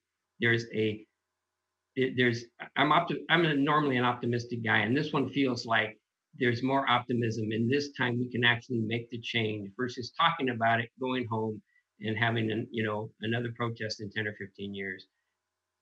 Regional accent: Oakland, California, United States; now in Washington, United States; I grew up in East Oakland, California, and I come from a Mexican-American family

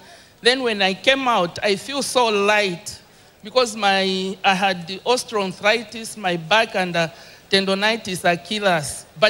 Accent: Zambia; I'm from Zambia.

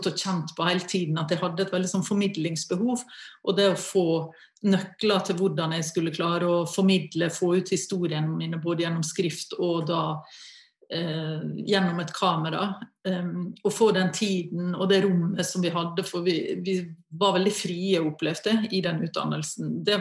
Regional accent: Møre og Romsdal, Norway; Rent naturmessig eh, så har jo Oslo-området ingenting å stille opp med i forhold til Sunnmørsalpene og ja, i det hele tatt naturen hjemme, da.

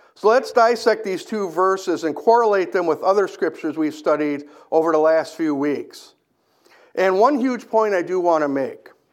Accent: Kenosha, Wisconsin, United States; I grew up in Kenosha

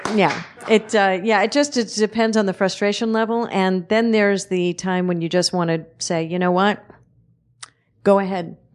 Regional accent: New York City, New York, United States; I'm from Red Hook, Brooklyn

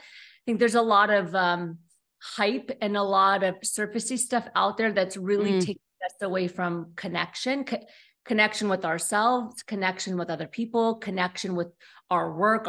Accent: Pennsylvania, United States; born there; Yeah, that's the East Coast way. I was born in Pennsylvania, so I get it.

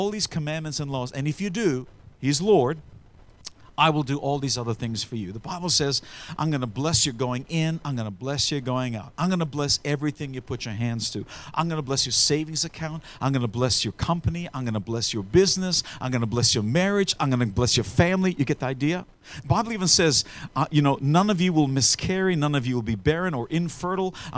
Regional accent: Australia; when I grew up in Australia, some stranger would roll up in a bus, and my aunties back in the day raised us up because my parents were missionaries

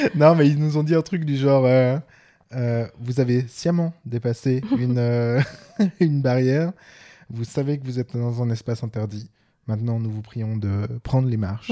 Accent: Switzerland; accent: Swiss; mon accent suisse en anglais

